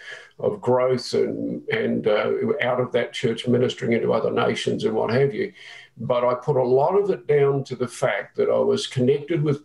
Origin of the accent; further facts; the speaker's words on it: New Zealand; moved away; I'm a Kiwi